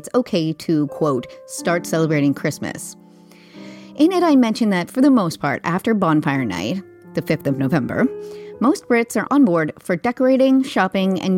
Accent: Canada; moved away as an adult; now in London, United Kingdom; I am Canadian, but moved to London in 2016

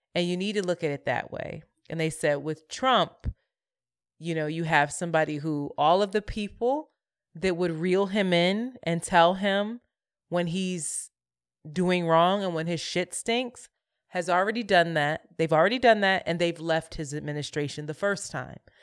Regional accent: Philadelphia, Pennsylvania, United States; moved away as an adult; also born or lived in New York City; now in Brooklyn, United States; We are from Philadelphia and we rep Philly hard

